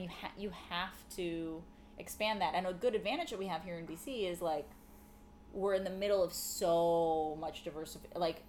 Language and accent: English; Mexico; moved away; maybe mention that I grew up in Mexico